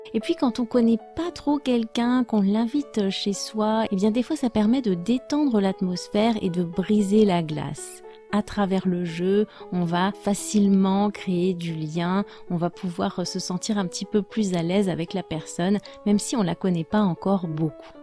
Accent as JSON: {"language": "French", "country": "France", "said": "je suis française"}